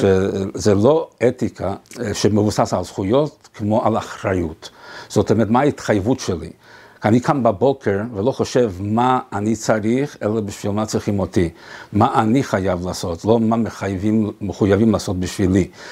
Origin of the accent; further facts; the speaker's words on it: Montevideo, Uruguay; אני ממונטווידאו